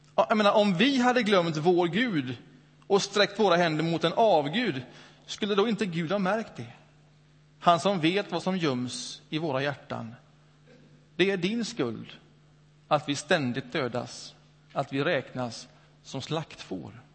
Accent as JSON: {"language": "Swedish", "town": "Öckerö", "region": "Västra Götaland", "country": "Sweden", "tie": "born or raised there", "moved": "yes", "said": "Min tonårsperiod upp, upp, växte jag upp ute på Öckerö i Göteborgs norra skärgård. Några år där."}